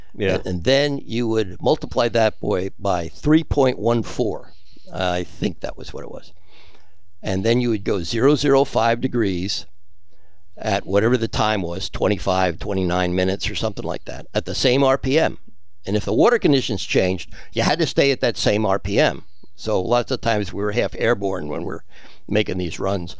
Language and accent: English; United States; moved away as an adult; also born or lived in Pensacola, Florida / Key West, Florida; now in South Florida, United States; I was from New Jersey, New York, and then I was in Pensacola for two years